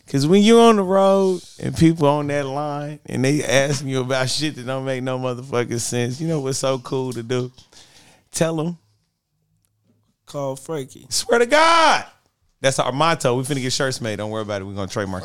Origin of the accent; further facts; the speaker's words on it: Los Angeles, California, United States; I'm from Watts